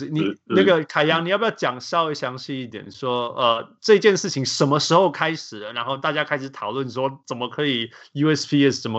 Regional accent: Taiwan; 连投票这么简单的，对我台湾人来讲是这么简单

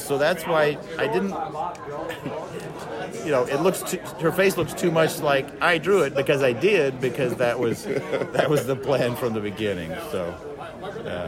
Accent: Nebraska, United States; now in Kansas, United States; I'm originally from Nebraska, but then we've lived in Kansas for about fifty years or so

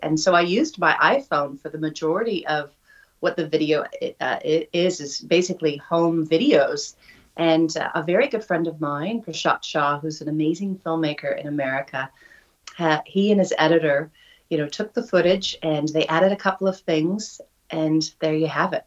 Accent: Oregon, United States; moved away as an adult; now in New Zealand; Growing up in Oregon

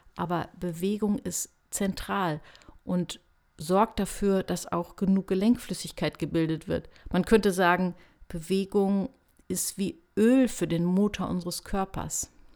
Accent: Hanover, Lower Saxony, Germany; Ich komme ja aus Hannover.

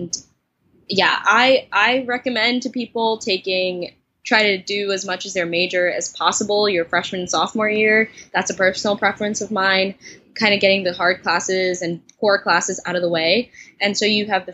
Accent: New York City, New York, United States; I'm from New York City

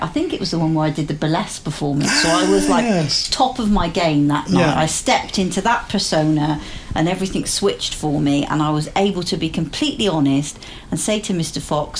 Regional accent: United Kingdom; not worrying about being nice and being polite and saying yes and being British about all of it.

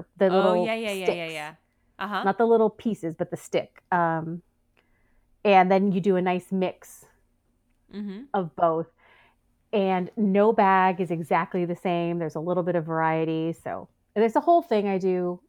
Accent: United States; I'm an American.

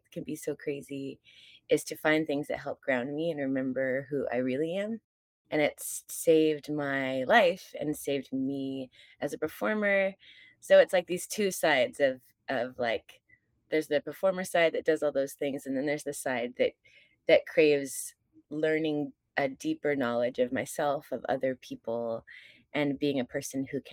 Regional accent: California, United States; moved away; I'm from California originally

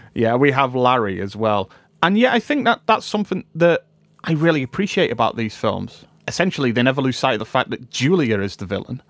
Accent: United Kingdom; we as a British people

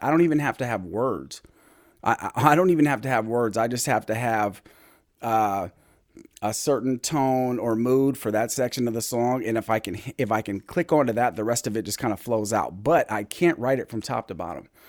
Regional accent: Anchorage, Alaska, United States; I grew up in Mountain View

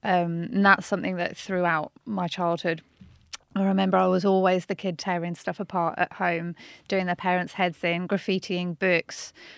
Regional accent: Birmingham, West Midlands, United Kingdom; I'm from Birmingham, North mm-hmm. Birmingham originally

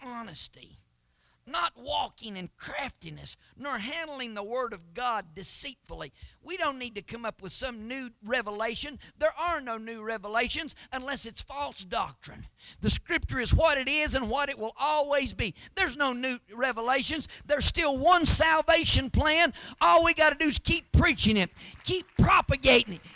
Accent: Knoxville, Tennessee, United States; I was born in Knoxville, Tennessee. I am an American by birth

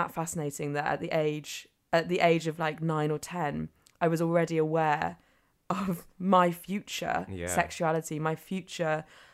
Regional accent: Devon, South West England, United Kingdom; I grew up in Devon, it was very isolated

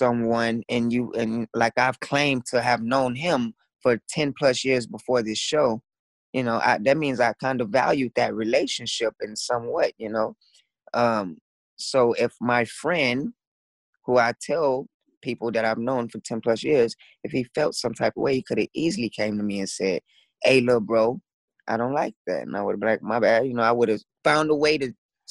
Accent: Dallas, Texas, United States; I grew up in Dallas, Texas

